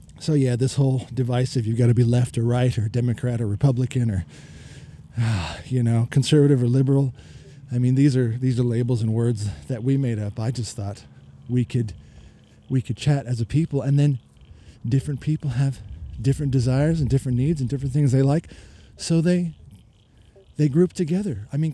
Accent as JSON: {"language": "English", "country": "United States", "moved": "as an adult", "lives_now": "Melbourne, Australia", "said": "I am an American currently, expat living in Australia, been here 20 years"}